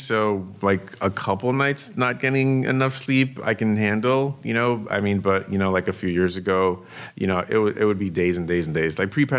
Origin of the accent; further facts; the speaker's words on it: New York City, New York, United States; moved away as an adult; also born or lived in Brooklyn, New York; now in West Coast, United States; I was born in Brooklyn, raised in Queens.